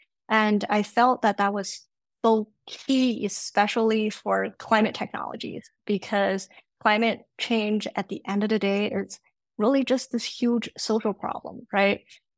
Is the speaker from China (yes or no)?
yes; China; also born or lived in Canada; now in United States; I've lived in three different countries. I grew up in China and Canada, and I went to school here in the US.